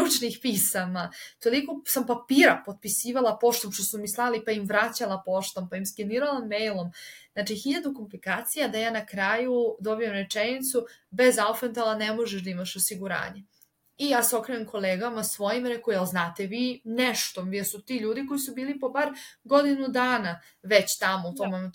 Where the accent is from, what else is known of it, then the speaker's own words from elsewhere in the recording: Serbia; moved away as an adult; ja sam iz Srbije